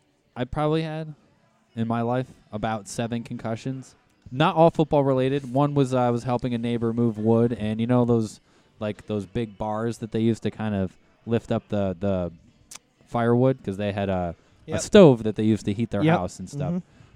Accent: Capital Region, New York, United States; I grew up in the Capital Region

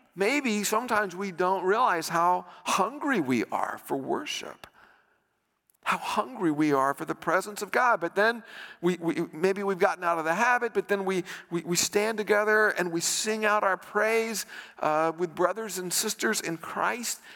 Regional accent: United States; I'm an American

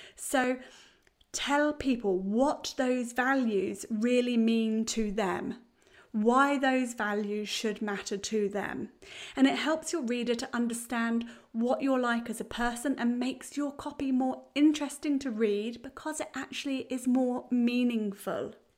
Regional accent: United Kingdom; now in New Zealand; being British

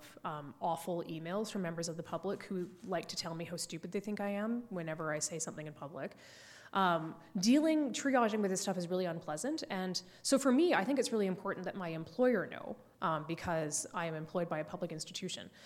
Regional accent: Canada; as a Canadian

